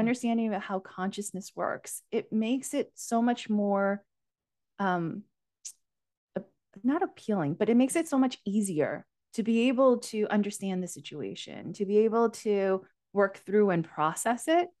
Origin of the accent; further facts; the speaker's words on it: United States; also born or lived in Asia; My parents and I, with my younger brother, emigrated to the U, U S, um, when I was only four years